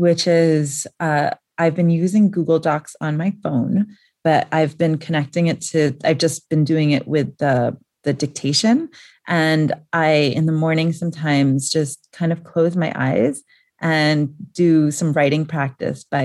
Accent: New York, United States; moved away as an adult; now in Nairobi, Kenya; I grew up in New York and that's just how people talk

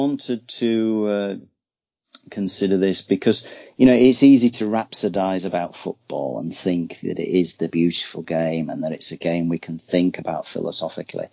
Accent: Yorkshire and the Humber, United Kingdom; I'm from Yorkshire, West Yorkshire, so it's a real rugby stronghold

